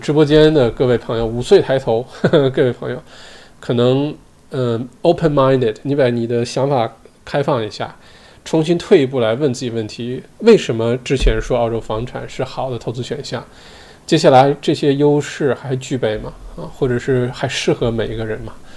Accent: China; now in Australia; 我们中国人

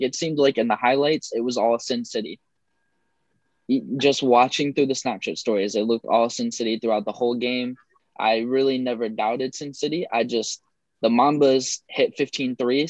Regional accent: Indiana, United States; I am from Indiana

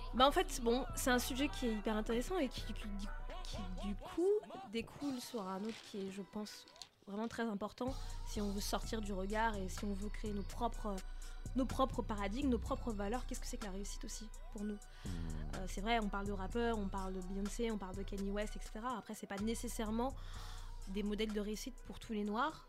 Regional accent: France; j'ai grandi en France.

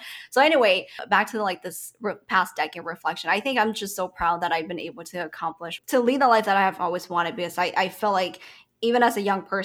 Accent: Sacramento, California, United States; what I grew up with in Sacramento

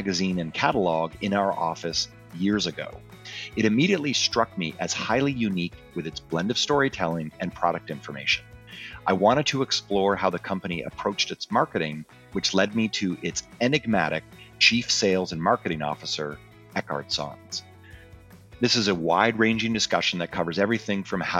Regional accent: Canada; I'm Canadian

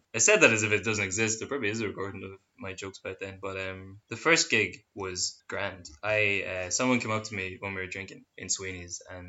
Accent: Dundalk, Leinster, Ireland; also born or lived in Armagh; I'm from Dundalk, big music town.

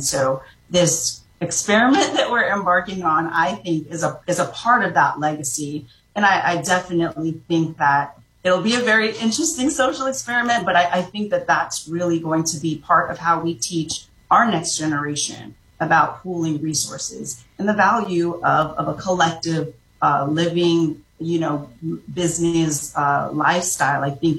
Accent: Jamaica; I'm originally from Jamaica. My grandfather and my great-grandfather were both immigrants from China to Jamaica.

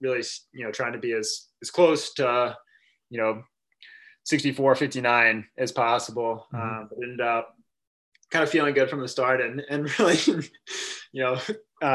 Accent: Birmingham, Alabama, United States; moved away as an adult; also born or lived in Greenville, South Carolina / Houston, Texas; I'm from Birmingham, Alabama. Ran at Mountain Brook High School

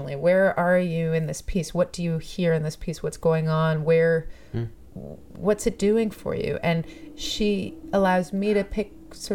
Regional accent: Toronto, Ontario, Canada; I grew up in Toronto. I grew up all around Toronto. Yeah, I'm one of those people who actually grew up here.

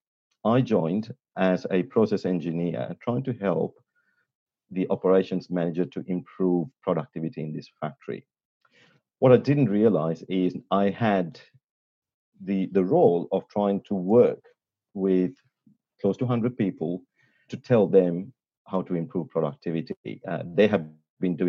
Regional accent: Sri Lanka; accent: a little bit of a British accent; moved away as an adult; now in Australia; I'm pretty much born and bred in Sri Lanka and came here to do my undergrad. And that was 25 years ago

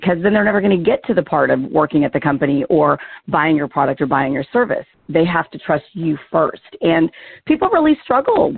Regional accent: the South, United States; I'm originally from the South

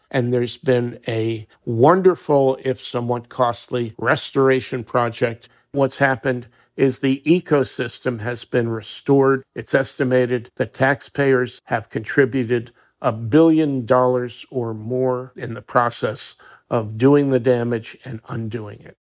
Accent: New Jersey, United States; we're both from Jersey

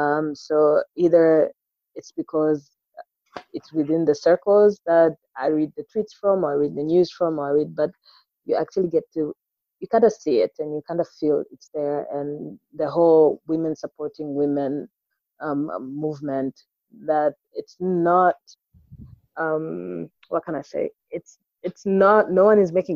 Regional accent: Tabora, Tanzania; also born or lived in Dar es Salaam, Tanzania; that's my hometown

